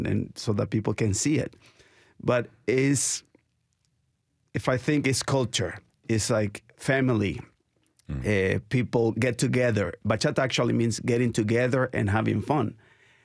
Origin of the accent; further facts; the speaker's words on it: Nicaragua; moved away; I'm from Nicaragua. And we grew up dancing.